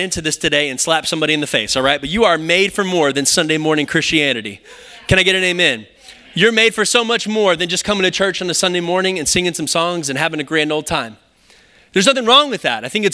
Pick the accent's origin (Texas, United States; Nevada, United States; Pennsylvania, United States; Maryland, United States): Texas, United States; Round Rock; also born or lived in Kyle, Texas; I grew up in Round Rock, and so we moved to Kyle when I was in high school